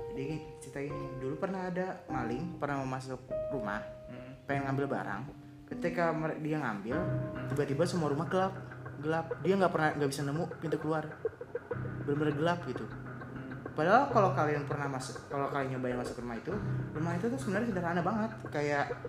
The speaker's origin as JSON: {"language": "Indonesian", "area": "Betawi", "region": "Jakarta", "country": "Indonesia", "said": "keluarga Betawi itu kan gue dari Betawi"}